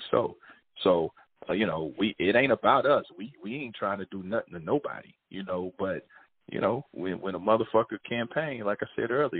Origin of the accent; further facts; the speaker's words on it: Kansas City, Missouri, United States; I grew up in Kansas City, Missouri